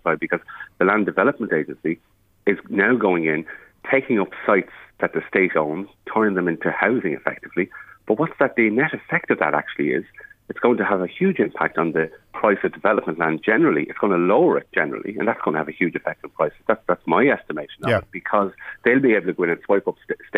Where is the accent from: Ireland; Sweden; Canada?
Ireland; We in the Republic of Ireland are actually suffering more consequences of Brexit than those in Northern Ireland